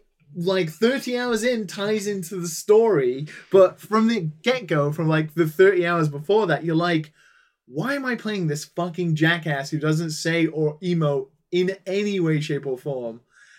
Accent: United Kingdom; being British

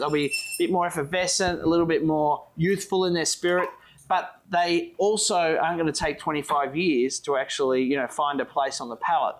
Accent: Tasmania, Australia; we're from Australia, or well, Tasmania, which is part of Australia

